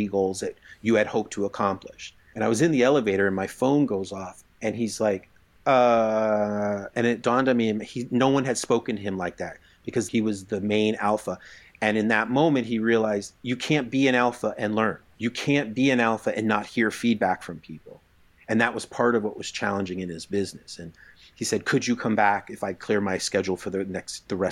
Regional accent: East Coast, United States; I grew up in the East Coast

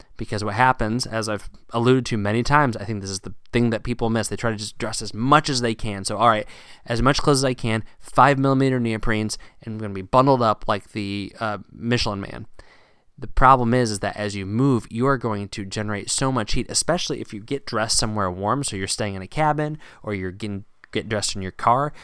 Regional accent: Virginia, United States; Growing up in Virginia

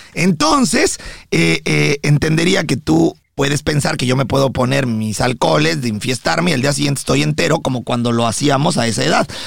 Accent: Mexico; now in United States; yo como mexicano

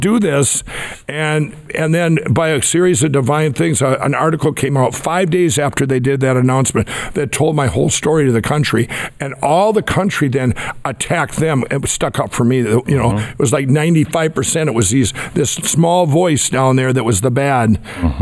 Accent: Minnesota, United States; my home state

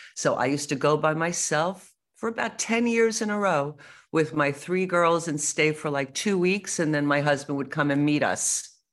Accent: United States; I'm American

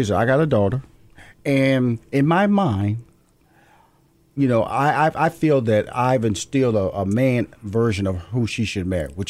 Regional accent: Houston, Texas, United States; I come from Fifth Ward, Texas. Okay. Typically, you know, I'm supposed to be just a guy who doesn't make it.

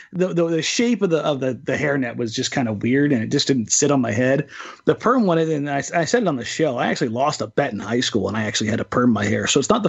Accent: Southern California, United States; I'm from Southern California. I went to USC, guys.

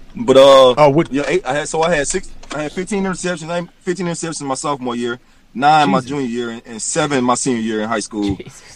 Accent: Clemson, South Carolina, United States; I'm from Clemson

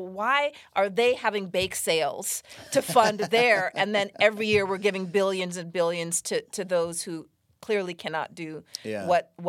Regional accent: Los Angeles, California, United States; So, you know, I grew up partly here in Los Angeles

